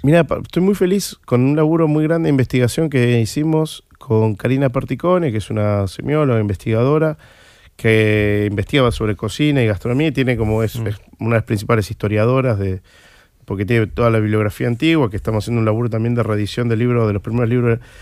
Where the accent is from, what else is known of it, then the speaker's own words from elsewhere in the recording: Argentina; era un bar que yo frecuentaba en mi adolescencia, pues fui al pellegrino un colegio que estaba ahí cerca